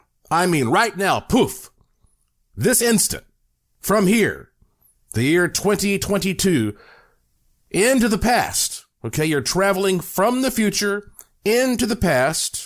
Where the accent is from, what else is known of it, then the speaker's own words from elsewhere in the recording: North Carolina, United States; now in Las Vegas, United States; I'm from North Carolina, so we're neighbors.